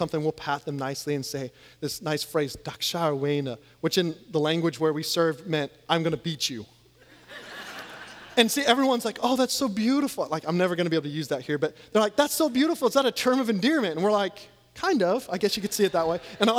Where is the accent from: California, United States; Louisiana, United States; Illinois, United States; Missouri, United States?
Louisiana, United States; I'm actually from Louisiana where we know how to celebrate like national championships at least a few years ago.